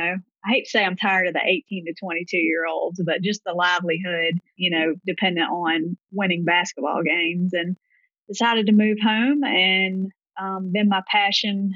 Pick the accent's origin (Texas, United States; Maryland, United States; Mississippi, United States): Mississippi, United States; Gulfport; If you can't tell by my accent, I'm from the Deep South in Gulfport, Mississippi.